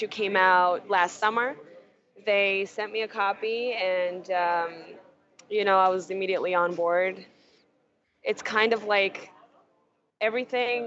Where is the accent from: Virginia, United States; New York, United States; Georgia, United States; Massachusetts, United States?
New York, United States; New York City; I'm a New Yorker